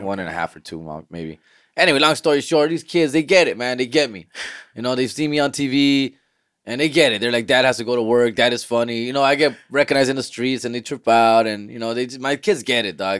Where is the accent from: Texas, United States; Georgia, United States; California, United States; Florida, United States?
California, United States; Huntington Park; I'm from Huntington Park